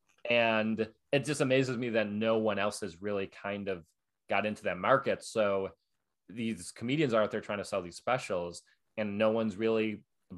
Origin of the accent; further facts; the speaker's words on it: Buffalo, New York, United States; now in New York, United States; in Buffalo, where I'm from